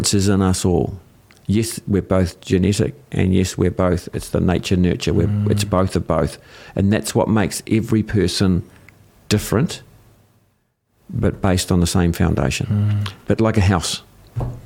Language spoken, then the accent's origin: English; New Zealand; I'm a New Zealander. I'm a Kiwi.